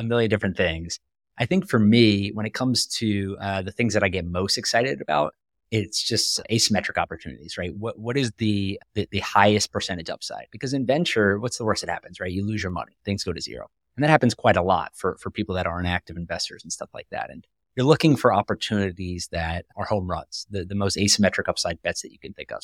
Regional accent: North Carolina, United States; I grew up in North Carolina

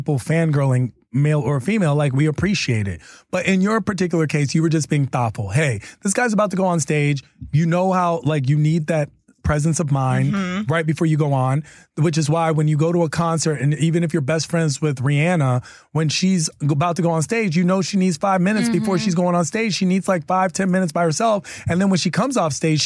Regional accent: East Coast, United States; I'm from the East Coast, so we know Boston pretty decent

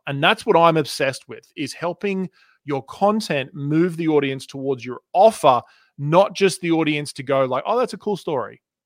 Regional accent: Australia; accent: Australian; moved away as an adult; also born or lived in Canada; now in United States; I was born in Canada. in nineteen eighty-one, and I moved to Australia when I was two, and I grew up on the beaches

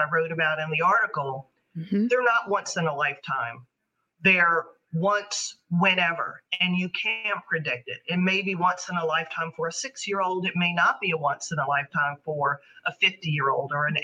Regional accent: New York City, New York, United States; This is my hometown. I have family that work in Lower Manhattan

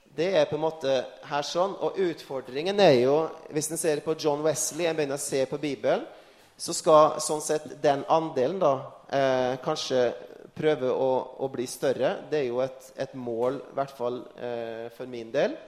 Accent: Frei, Møre og Romsdal, Norway; når jeg satt hjemme på Frei utenfor Kristiansund

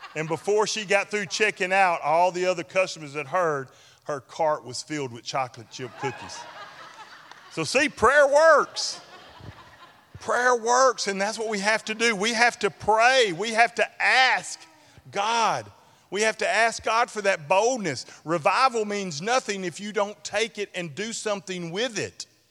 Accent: Ashland, United States; my hometown of Ashland

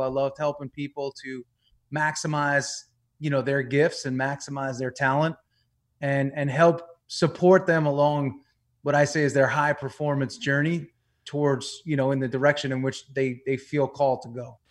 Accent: New York, United States; moved away as an adult; also born or lived in Tampa, Florida; I grew up in New York.

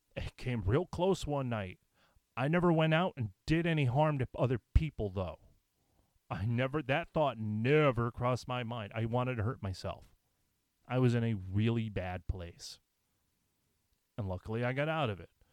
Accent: United States; as an American

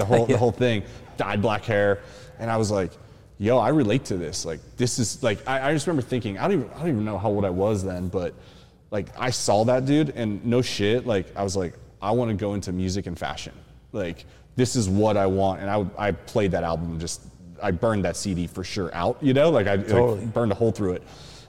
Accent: Avella, Pennsylvania, United States; So growing up in Pittsburgh, PA, I grew up in a really small town outside of Pittsburgh called Avella, PA.

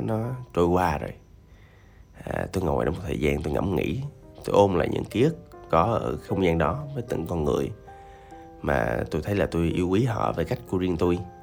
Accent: Da Lat, Lam Dong, Vietnam; moved away; tôi dừng làm việc ở quê tôi là ở Đà Lạt

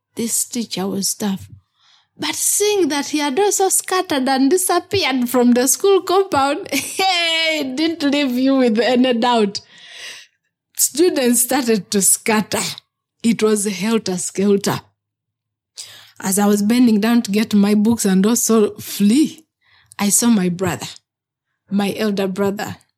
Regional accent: Kibuku District, Eastern Region, Uganda; I was born in Kibuku District, in the eastern part of Uganda

